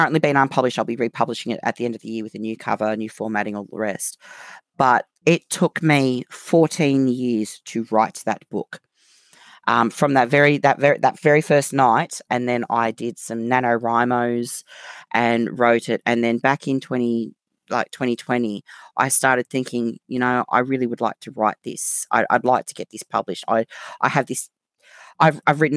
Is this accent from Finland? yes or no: no; Australia; accent: Australian; moved away as an adult; now in United Kingdom; obviously by my accent, you can tell I'm Australian. However, I live in the UK. I've lived here since the end of 2015